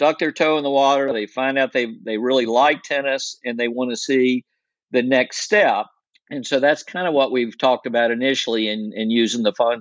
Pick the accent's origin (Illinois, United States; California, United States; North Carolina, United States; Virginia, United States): North Carolina, United States; Raleigh; I grew up in Raleigh